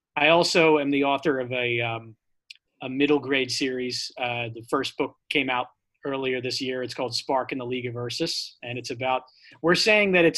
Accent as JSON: {"language": "English", "town": "Drexel Hill", "region": "Pennsylvania", "country": "United States", "moved": "yes", "lives_now": "New York, United States", "said": "I am from Drexel Hill, Pennsylvania"}